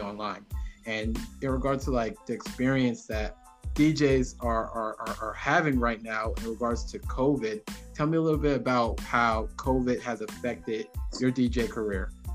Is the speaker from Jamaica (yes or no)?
yes; Jamaica; I'm Jamaican